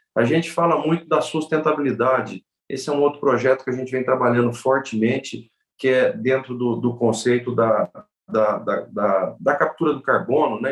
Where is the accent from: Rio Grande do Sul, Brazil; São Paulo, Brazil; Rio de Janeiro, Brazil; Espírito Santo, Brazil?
São Paulo, Brazil; Presidente Prudente; Eu sou do interior de São Paulo, de uma cidade chamada Presidente Prudente, que está lá no bico do mapa, divisa com Mato Grosso do Sul e com o Paraná